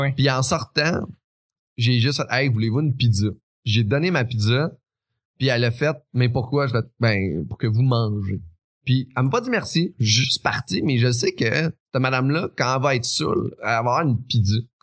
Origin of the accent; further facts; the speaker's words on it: Quebec City, Quebec, Canada; moved away; also born or lived in Beauce; je viens de la région, fait qu'on est habitué de s'aider un l'autre